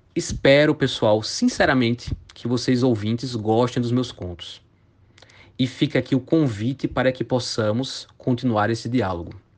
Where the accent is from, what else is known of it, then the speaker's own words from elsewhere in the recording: Campina Grande, Paraíba, Brazil; moved away as an adult; also born or lived in Pernambuco; now in São Paulo, Brazil; Sou natural de Campina Grande, na Paraíba